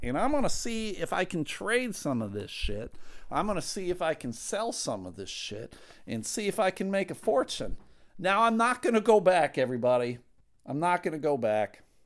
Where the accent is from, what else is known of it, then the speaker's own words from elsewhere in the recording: Buffalo, New York, United States; moved away as an adult; now in Michigan, United States; I'm from Buffalo, New York